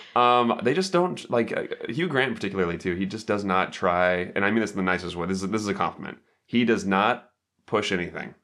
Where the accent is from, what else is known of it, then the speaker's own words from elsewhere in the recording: United States; I'm American